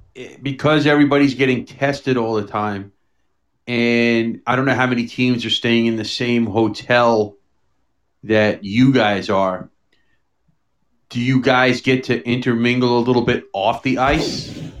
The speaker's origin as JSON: {"language": "English", "town": "New York City", "region": "New York", "country": "United States", "tie": "born or raised there", "said": "I grew up in New York City"}